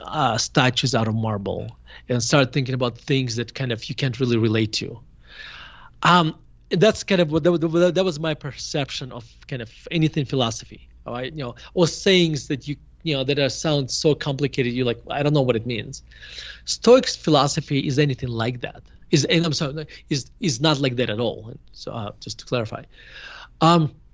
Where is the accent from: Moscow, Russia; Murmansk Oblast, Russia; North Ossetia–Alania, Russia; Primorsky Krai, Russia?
Murmansk Oblast, Russia; Murmansk; moved away as an adult; now in United States; I grew up in Murmansk in a Jewish family. And we moved to United States in 1991. I was 18 years old.